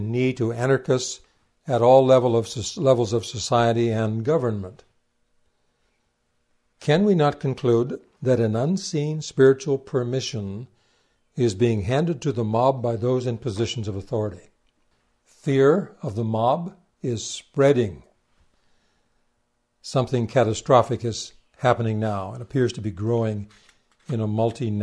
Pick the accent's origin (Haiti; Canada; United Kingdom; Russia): Canada; I'm a Canadian